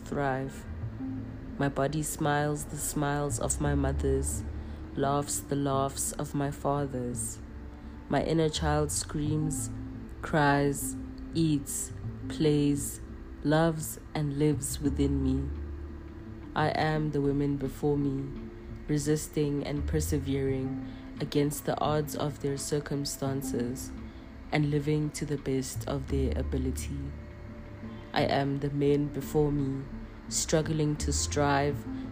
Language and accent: English; South Africa; As South African Black people